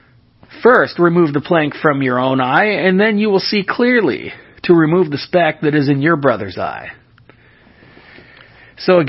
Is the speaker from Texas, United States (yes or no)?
no; California, United States; moved away; I was born in the state of California, which makes me a Californian. And even though I live somewhere else, I live in a different state, that doesn't change anything